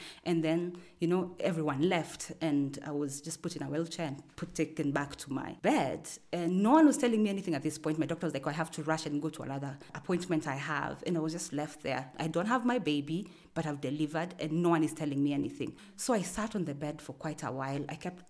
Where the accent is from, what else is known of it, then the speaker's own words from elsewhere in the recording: Kenya; also born or lived in Nairobi / Garissa / Kiambu / Naro Moru; I am from Kenya. I consider myself from all around Kenya because I was born in Nairobi. But both my mom and dad were police officers, so we moved quite a bit. We've lived in Garissa, I've lived in Kiambu and Narumoro, I've lived in Maralal